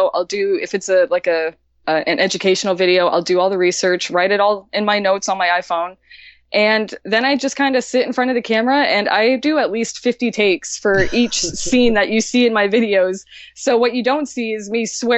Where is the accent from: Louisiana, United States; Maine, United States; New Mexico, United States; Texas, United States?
Maine, United States; Aroostook County; I'm from Aroostook County